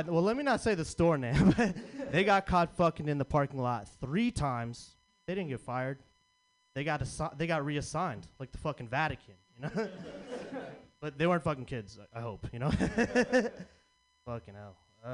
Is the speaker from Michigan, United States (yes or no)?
no; San Francisco, California, United States; I'm from Frisco